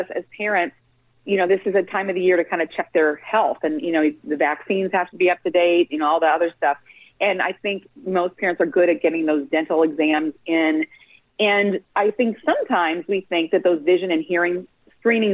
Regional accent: Minnesota, United States; I'm from Minnesota

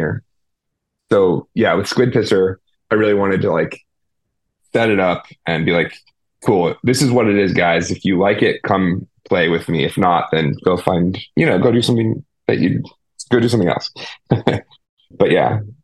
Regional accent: Petaluma, California, United States; my hometown. Like we had this place called the Phoenix Theater in Petaluma, California, in the Bay Area

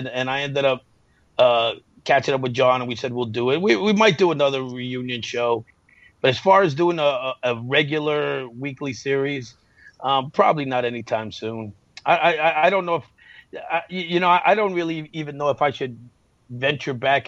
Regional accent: New York, United States; accent: New York; my New York accent was too heavy

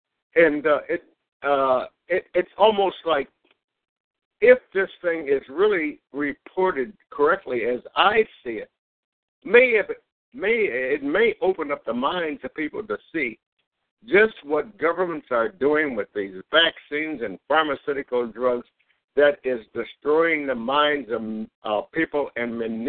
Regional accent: Cleveland, Ohio, United States; Hey, Gary, I'm from the Cleveland area

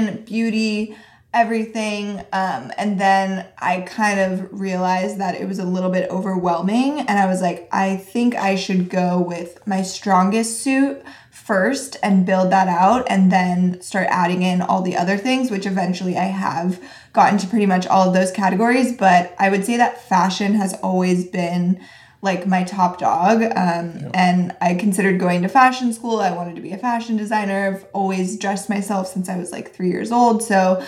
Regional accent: Reno, Nevada, United States; moved away as an adult; I grew up in Reno and that's where we went to college and it's a pretty small town

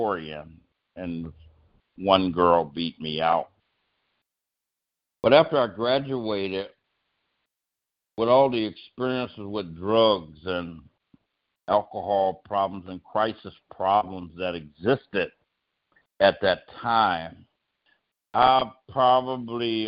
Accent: a little town 59 miles from Yuma, Arizona, United States; also born or lived in Los Angeles, California; now in California, United States; I was born in Little Rock, Arkansas, but I was raised in a little town just 59 miles from Yuma, Arizona

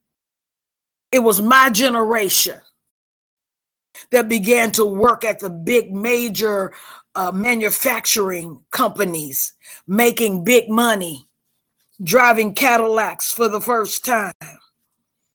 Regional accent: Mississippi, United States; I'm from Mississippi

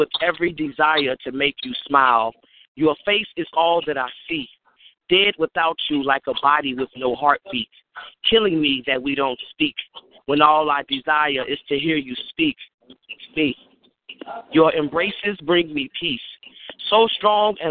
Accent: Chicago, Illinois, United States; I am from Chicago, Chi-Town bound

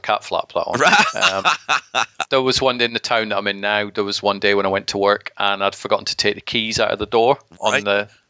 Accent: Scotland, United Kingdom; now in England, United Kingdom; I was born in Scotland

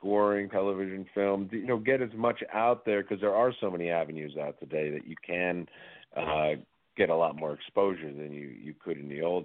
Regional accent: New York City, New York, United States; moved away; I grew up in New York City

